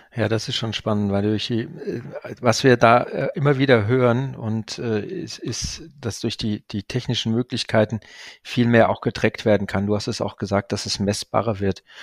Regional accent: Ruhr area, North Rhine-Westphalia, Germany; da ich ja auch ein Kind des Ruhrgebiets bin

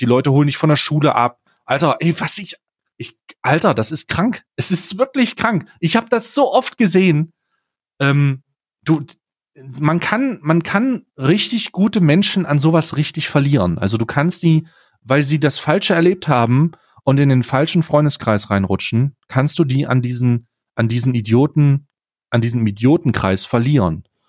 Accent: East Germany, Germany; moved away; also ich komme ursprünglich aus Ostdeutschland

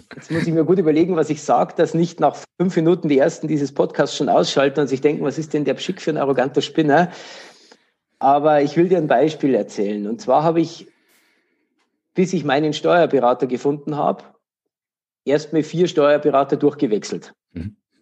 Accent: Regensburg, Bavaria, Germany; in Regensburg, meine Heimatstadt

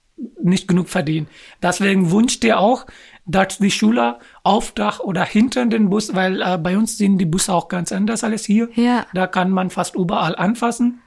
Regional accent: Pakistan; German is a second language; now in Germany; ich bin aus Pakistan

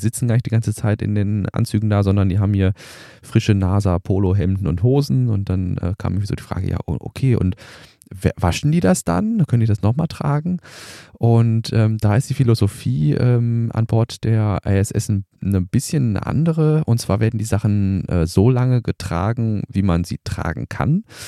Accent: Germany; bei uns in Deutschland

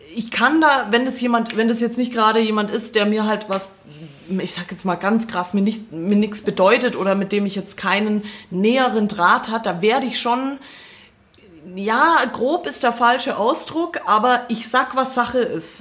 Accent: Swabia, Baden-Württemberg, Germany; accent: Swabian; ich rede weiter Schwäbisch.

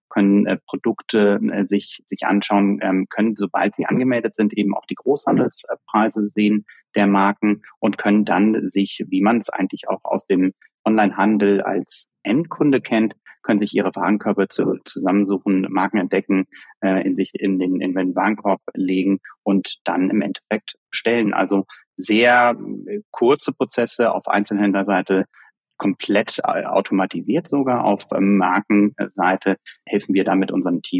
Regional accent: Germany; können wir beide auch als Deutsche äh, sagen, ich glaube, dass, dass wir ja oft etwas, etwas konservativer an, an Dinge rangehen

